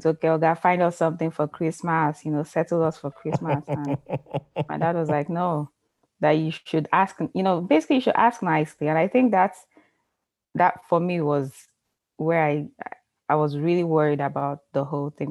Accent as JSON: {"language": "English", "town": "Ibadan", "region": "Oyo", "country": "Nigeria", "tie": "born or raised there", "also_born_or_lived": "Lagos, Nigeria", "moved": "yes", "lives_now": "United States"}